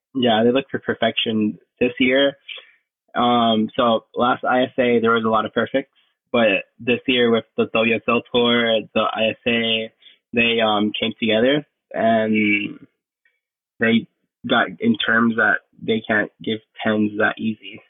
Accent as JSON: {"language": "English", "town": "Isabela", "country": "Puerto Rico", "said": "I'm from Puerto Rico, Westside, Isabela"}